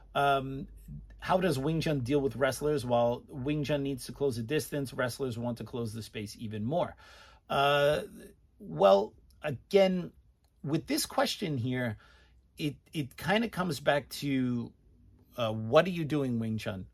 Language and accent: English; United States; as an American